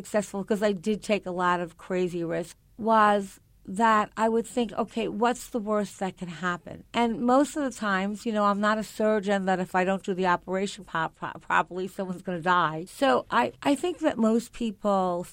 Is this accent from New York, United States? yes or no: yes; Long Island, New York, United States; I grew up on Long Island in a very middle-class area where the neighbors were all there.